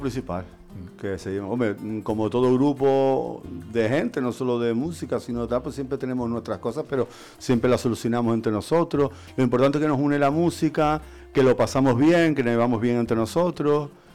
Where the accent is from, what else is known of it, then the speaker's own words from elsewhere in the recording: La Palma, Canary Islands, Spain; Siempre tenemos un aire palmero, pues somos palmeros